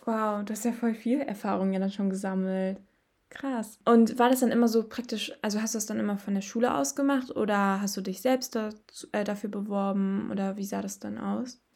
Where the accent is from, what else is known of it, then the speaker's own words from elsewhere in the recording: Bottrop, North Rhine-Westphalia, Germany; ich komme aus Bottrop